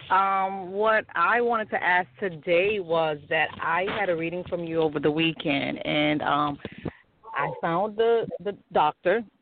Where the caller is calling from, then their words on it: Miami, Florida, United States; from Miami.